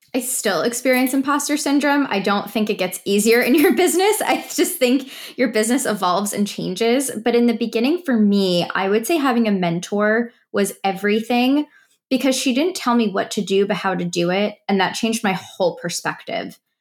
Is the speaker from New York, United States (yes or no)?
yes; New York area, United States; moved away; I came from the New York area. That's where I've lived pretty much my whole life